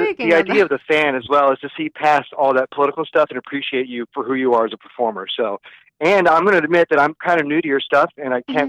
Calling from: Orlando, Florida, United States; reporting for duty, calling from Orlando, Florida.

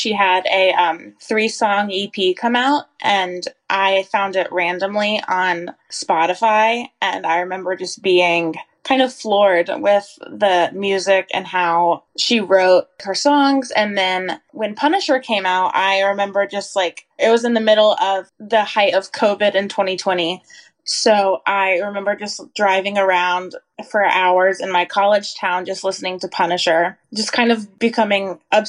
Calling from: Asheville, North Carolina, United States; also born or lived in New Bern, North Carolina; I'm calling in from New Bern, North Carolina. I live in Asheville, but I'm here for a little while.

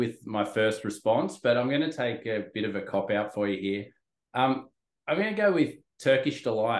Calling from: Sydney, New South Wales, Australia; I'm phoning in from Sydney, Australia.

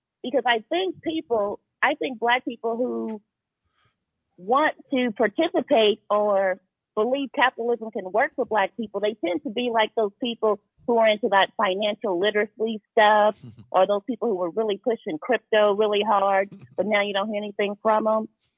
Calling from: Indianapolis, Indiana, United States; I'm calling from Indianapolis.

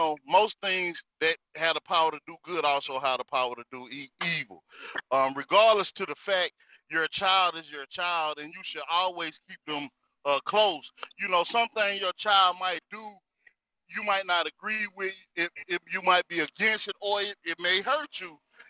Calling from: North Carolina, United States; I'm coming from the North Carolina territory.

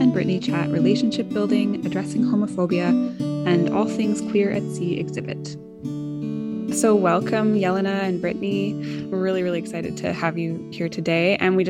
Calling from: Victoria, British Columbia, Canada; And I am also joining from Lekwungen territory, also known as Victoria.

